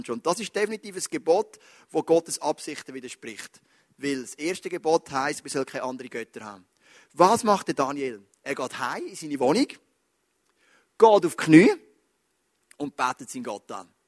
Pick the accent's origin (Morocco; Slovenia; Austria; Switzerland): Switzerland; Wir sind Schweizer, wir denken an in Leistungen.